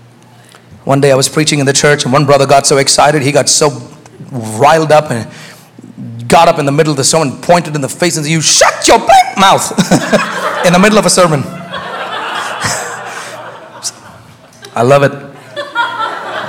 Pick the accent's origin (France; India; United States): India; moved away; I was raised in India